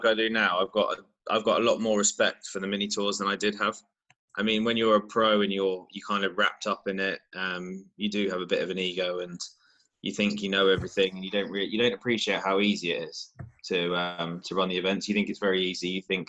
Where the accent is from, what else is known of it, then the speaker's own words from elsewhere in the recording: Brighton, South East England, United Kingdom; Brighton, England. So I live just west of Brighton at the moment, so it's, you know, as far south as you can get.